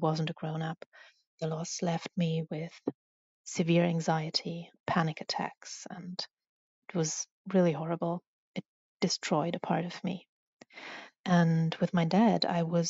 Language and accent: English; Germany; I'm from Germany